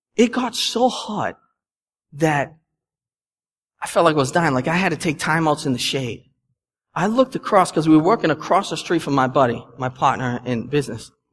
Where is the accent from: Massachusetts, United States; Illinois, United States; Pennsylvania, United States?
Massachusetts, United States; Boston; accent: Boston; my Boston accent